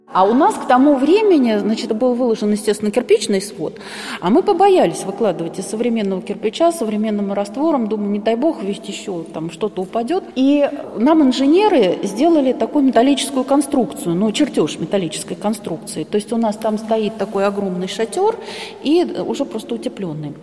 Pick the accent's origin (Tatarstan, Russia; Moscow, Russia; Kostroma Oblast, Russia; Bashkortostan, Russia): Moscow, Russia; moved away; also born or lived in Murom; я москвичка, и батюшка покойно был москвичом тоже